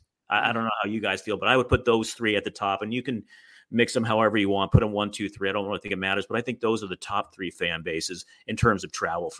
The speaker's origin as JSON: {"language": "English", "area": "Bay Area", "region": "California", "country": "United States", "tie": "born or raised there", "said": "growing up in the Bay Area"}